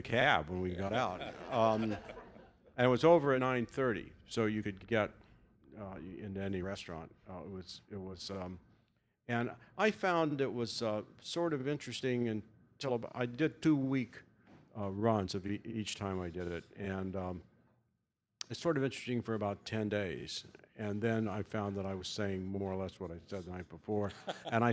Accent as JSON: {"language": "English", "town": "Kansas City", "region": "Missouri", "country": "United States", "tie": "born or raised there", "moved": "yes", "lives_now": "New York City, United States", "said": "I grew up in Kansas City"}